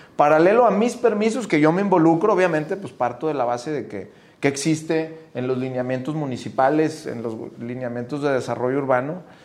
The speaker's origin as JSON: {"language": "Spanish", "town": "Monterrey", "region": "Nuevo León", "country": "Mexico", "said": "somos como regios"}